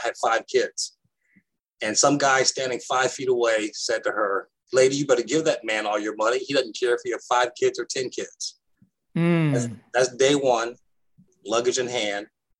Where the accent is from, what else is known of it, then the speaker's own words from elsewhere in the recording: New York City, New York, United States; also born or lived in Fort Campbell, Kentucky; We moved from Fort Campbell, Kentucky, home of the 101st Airborne, to Harlem in the late 1960s.